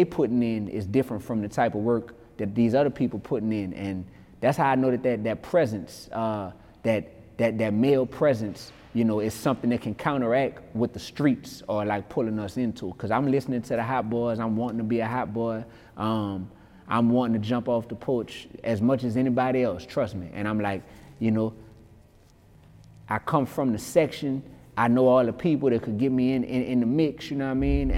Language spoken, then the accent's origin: English; New Orleans, Louisiana, United States; I grew up in New Orleans East, you heard me? That's a portion of what we call the Ninth Ward in New Orleans.